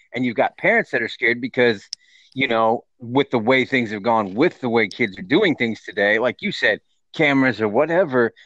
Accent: Texas, United States; I'm from Texas

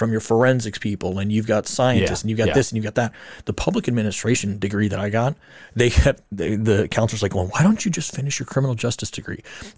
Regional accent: Arizona, United States; born or raised there

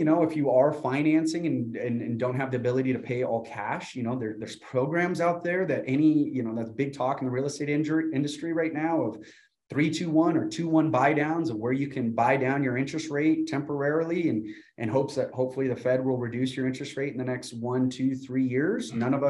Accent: Burbank, California, United States; But I came from Burbank, California, a 14 square mile radius of 150,000 people. So this is still a very, very small town to me.

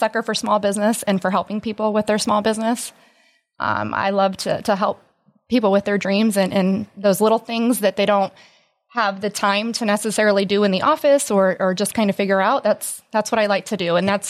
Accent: Antwerp, Ohio, United States; also born or lived in Toledo, Ohio; I was born and raised in Antwerp, and I graduated from Antwerp local school. And I moved to Toledo in that area, and I lived there about 8 years

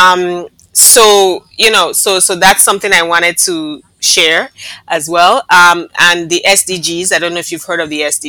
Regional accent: Nigeria; now in Barbados; I was born and raised in Nigeria of a Barbadian mother and a Nigerian father

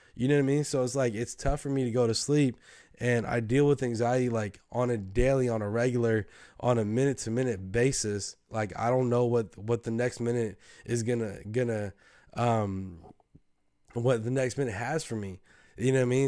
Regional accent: the Bay Area, California, United States; we're from the Bay, bro. Like, we, we're kinda different

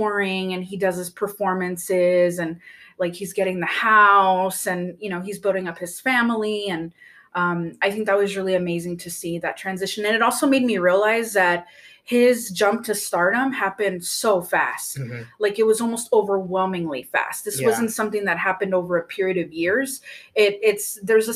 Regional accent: the South, United States; growing up in the South, growing up in a very religious household

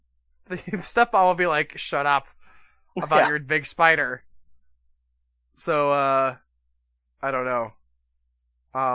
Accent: Wisconsin, United States; I'm from Wisconsin.

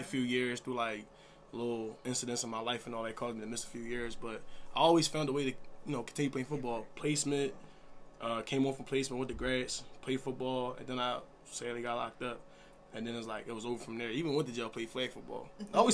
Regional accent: Philadelphia, Pennsylvania, United States; growing up in my neighborhood, Allegheny

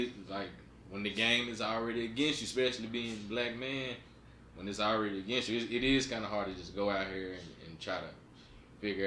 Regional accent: Northeast Arkansas, United States; moved away; growing up on Northeast Arkansas and spending, you know what I'm saying, a good part of my life in Central Arkansas, and now living up here, I've been up here for 5 years

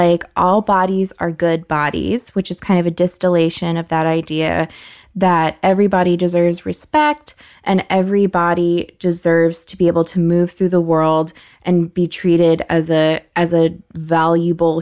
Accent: United States; as an American, I had a weak body used to air conditioning

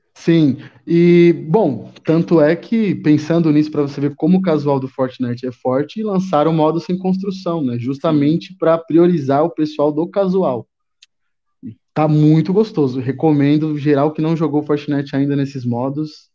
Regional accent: São Paulo, Brazil; Sou de São Paulo, São Paulo, São Paulo, capital e estado também. Moro aqui mais pela zona sul de São Paulo

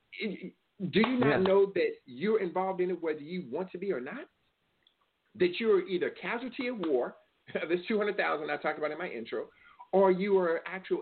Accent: California, United States; California, that's my home state.

